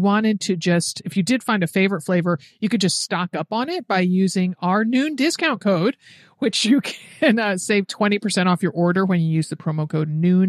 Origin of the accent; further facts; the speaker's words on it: Connecticut, United States; I'm from Connecticut.